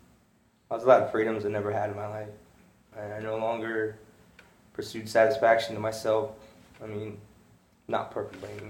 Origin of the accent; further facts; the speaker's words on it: Casper, Wyoming, United States; I grew up in Casper, Wyoming